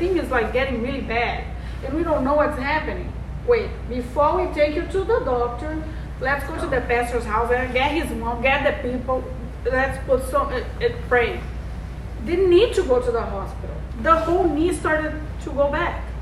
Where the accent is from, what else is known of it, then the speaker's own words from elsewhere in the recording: Brazil; moved away; also born or lived in Las Vegas, United States; I'm from Brazil. I hmm. lived in Vegas for 17 years. Then I went to Brazil for seven. Then I'm here.